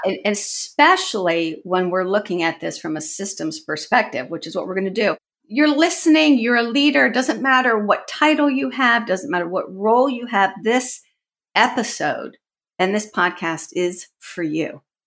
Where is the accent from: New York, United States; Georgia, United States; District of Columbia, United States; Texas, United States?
District of Columbia, United States; Washington; I actually grew up in the Washington, D C area, so I'm sort of an anomaly because I'm a native.